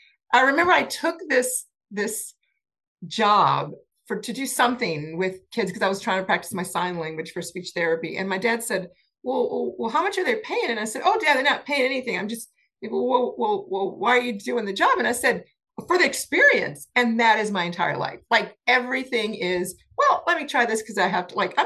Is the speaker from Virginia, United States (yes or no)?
no; New Orleans, Louisiana, United States; moved away; I'm a New Orleans girl and I love New Orleans. I love being in New Orleans. I love, you know, growing up in Louisiana